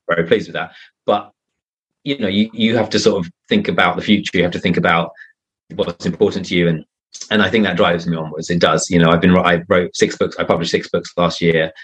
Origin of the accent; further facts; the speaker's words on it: United Kingdom; now in Spain; I live in Spain and I'm I'm British